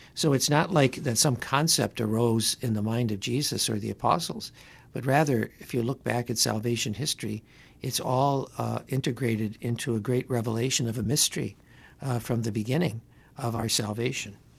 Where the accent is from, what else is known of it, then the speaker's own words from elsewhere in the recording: Detroit, Michigan, United States; now in Connecticut, United States; when I was growing up in Detroit